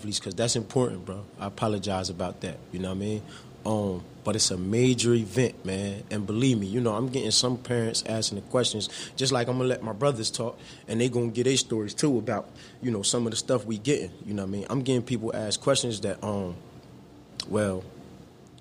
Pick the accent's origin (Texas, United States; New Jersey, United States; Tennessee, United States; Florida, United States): New Jersey, United States; I'm from New Jersey